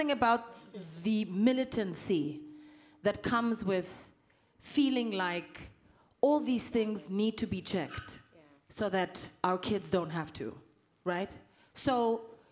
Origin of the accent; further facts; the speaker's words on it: South Africa; I'm from South Africa